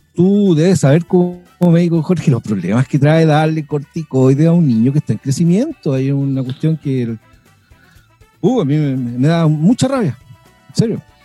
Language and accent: Spanish; Chile; also born or lived in Argentina; me vine de bebé por razones eh, geopolíticas. Nací en Argentina, pero mis padres son chilenos